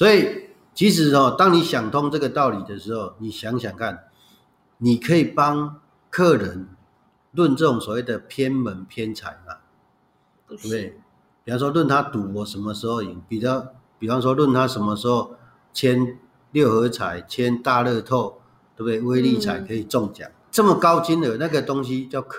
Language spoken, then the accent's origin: Chinese; China; 可是这是我们中国人传统里面最有价值的一部分之一呢。